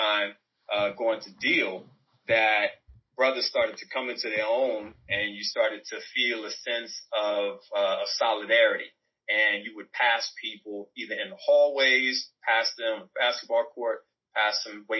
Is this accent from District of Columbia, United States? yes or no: yes; Washington, District of Columbia, United States; moved away as an adult; also born or lived in Princess Anne, Maryland; now in Houston, United States; I grew up in Washington, D.C. in Northwest with Rhonda.